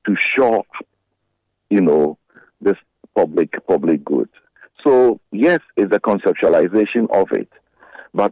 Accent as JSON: {"language": "English", "town": "Accra", "region": "Greater Accra", "country": "Ghana", "tie": "born or raised there", "said": "I was born in Accra. I knew that when my mom puts me in bus 12 around Osu"}